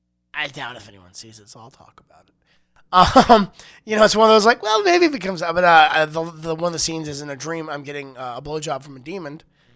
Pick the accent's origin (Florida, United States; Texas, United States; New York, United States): Florida, United States; now in California, United States; I was born in Florida. I am a Florida cracker